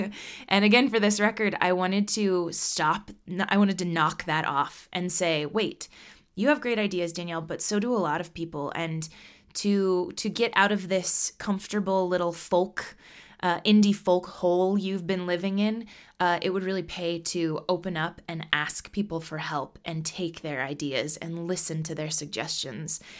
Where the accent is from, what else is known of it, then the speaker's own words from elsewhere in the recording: Nebraska, United States; also born or lived in Colorado; now in Minneapolis, United States; I am from Nebraska. My family are hard working Midwesterners.